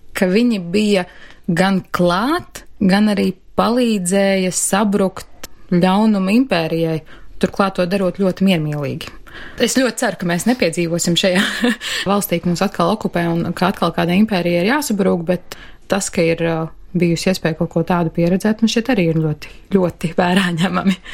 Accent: Latvia; Esmu dzimusi šeit, augusi šeit, mazliet pablandījusies pa pasauli un atgriezusies šeit pat.

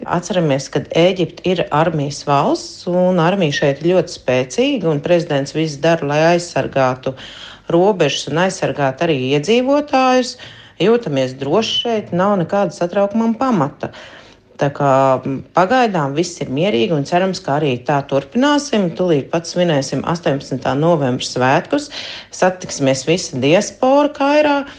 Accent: Latvia; now in Hurghada, Egypt; Mēs esam patstāvīgi latvieši, kas dzīvo šeit

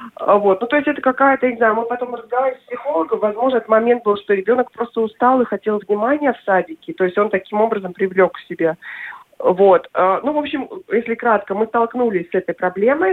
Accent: Yaroslavl, Yaroslavl Oblast, Russia; moved away as an adult; also born or lived in Moscow; now in Norway; я родом из Ярославля, после университета уехала в Москву

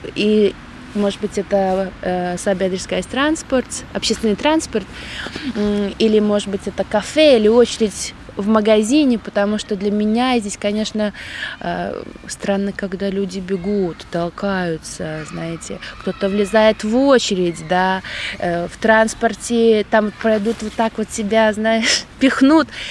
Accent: Krāslava, Latgale, Latvia; moved away as an adult; also born or lived in England; now in Krauja, Latvia; я просто вернулась в родной город э, к родителям

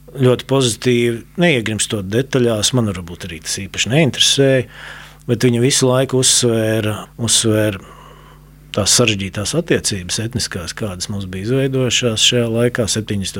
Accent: Riga, Latvia; es nāku no Grīziņkalna, tāds ievērojams Rīgas rajonā

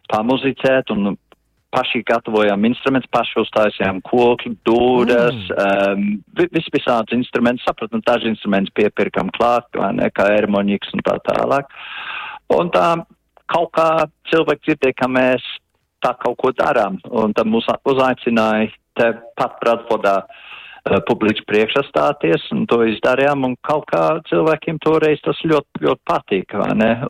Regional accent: Latvia; latvieši, kas izveidoja folkloras kopu jau 83. gadā.

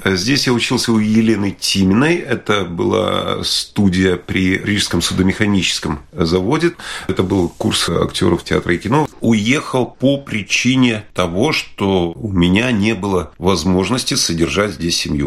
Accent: Latvia; moved away as an adult; now in London, United Kingdom; я горд был тем, что я родился в Латвии, и мне Латвия всегда нравилась. И да, мне нравится эта страна, это моя родина

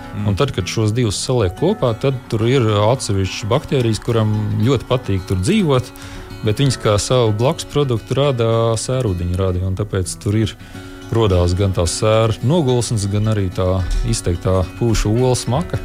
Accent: Liepāja, Kurzeme, Latvia; es pats esmu no Liepājas

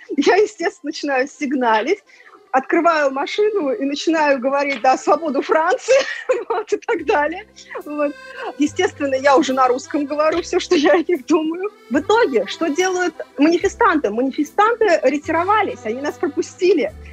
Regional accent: Samara, Samara Oblast, Russia; moved away as an adult; now in France; я родилась в Самаре

